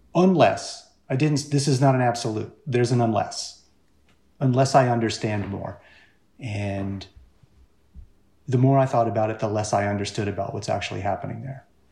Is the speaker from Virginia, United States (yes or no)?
yes; Richmond, Virginia, United States; also born or lived in Orange County, California; now in Portland, United States; I grew up in Richmond, Virginia